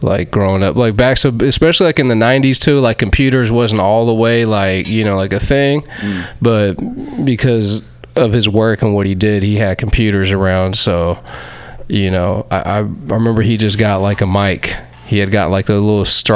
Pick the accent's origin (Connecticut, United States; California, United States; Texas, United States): California, United States; Fairfield; I grew up in the Bay. I grew up in Fairfield